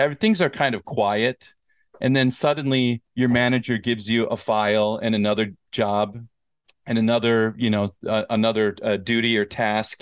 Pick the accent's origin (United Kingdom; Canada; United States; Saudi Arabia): United States; Minnesota; I'm from Minnesota